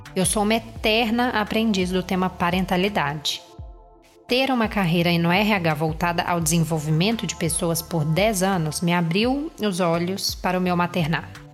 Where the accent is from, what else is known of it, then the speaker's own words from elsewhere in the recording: Minas Gerais, Brazil; eu sou mineira